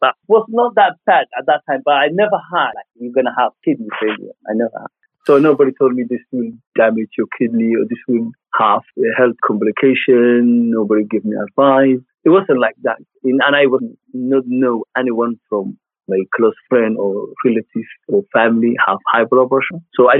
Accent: Mali; I'm from East Africa. I'm from Mali and the inner city.

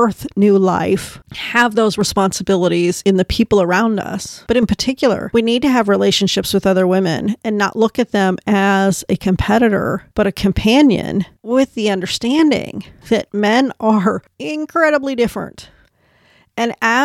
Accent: United States; as an American or a woman from the West

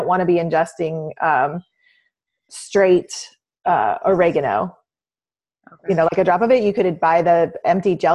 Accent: Southern Illinois, United States; I grew up in Southern Illinois out in the country.

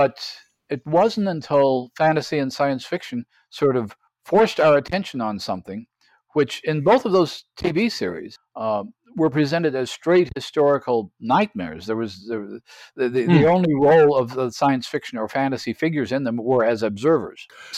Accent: United States; growing up in the United States

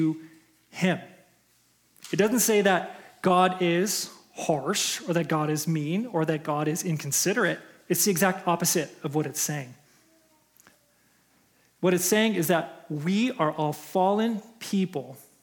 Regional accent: Chicago, Illinois, United States; moved away as an adult; now in Minnesota, United States; I'm from Chicago. I was born and raised in Chicago.

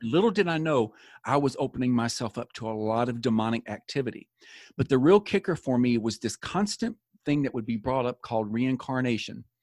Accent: Tennessee, United States; moved away as an adult; also born or lived in Florida; my father was called to pastor a church in Florida, so we moved from Tennessee to Florida

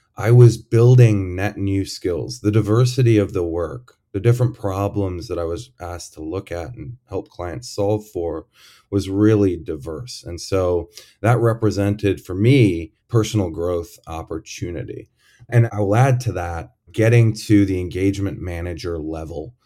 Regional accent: Detroit, Michigan, United States; born or raised there; moved away; also born or lived in Chicago

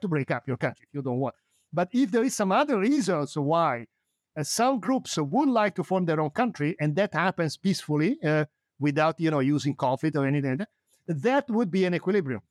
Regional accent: Italy; now in United States; I'm an immigrant. I was born in Italy. I moved to the United States.

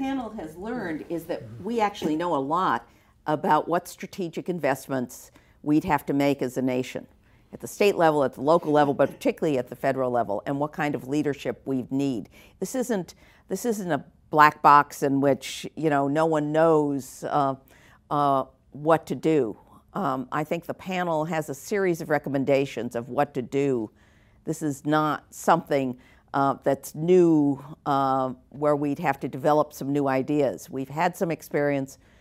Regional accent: South Florida, United States; I come from Florida, from Su-, South Florida.

